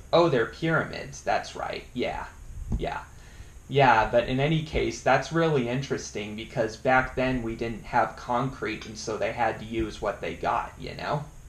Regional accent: Estes Park, Colorado, United States; I'm originally from Estes Park, Colorado.

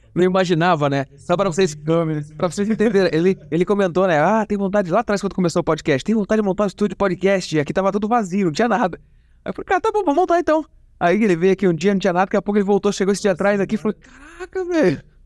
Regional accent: interior of Paraná, Brazil; eu sou do Paraná

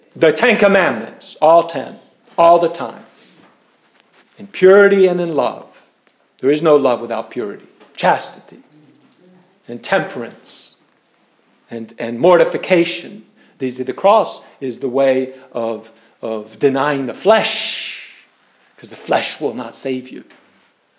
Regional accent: Irvington, New Jersey, United States; I come from Irvington, New Jersey

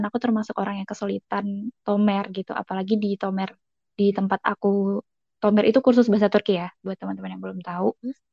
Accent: Solo, Central Java, Indonesia; moved away as an adult; now in Turkey; Terus aku asal Indonesia-nya dari Solo, Jawa Tengah. Hmm, datang pertama kali tahun 2017 waktu itu dan alhamdulillah datang dapat beasiswa penuh dari YTB.

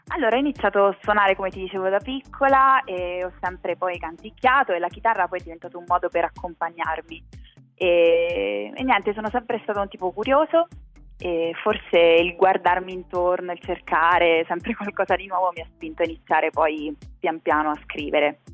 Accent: Pescara, Abruzzo, Italy; moved away; io sono nata e cresciuta in Abruzzo, a Pescara

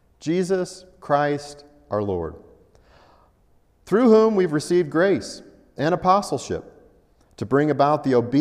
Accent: Colorado, United States; also born or lived in Altus, Oklahoma; Now, I was born in Colorado, and at some point in my father's ministry, we were able to move back to his hometown and do ministry in Altus, Oklahoma. After that season was over, we returned to Colorado.

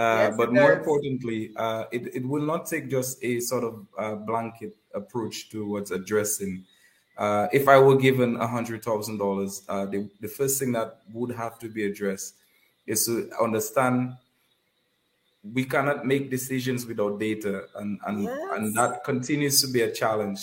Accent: Kalinago Territory, Saint David, Dominica; Currently, I'm doing that in the Kalinago territory, which is my hometown.

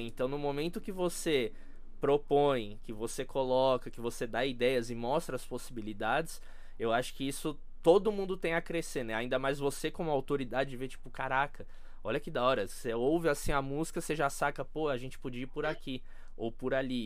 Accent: Brazil; a gente é brasileiro

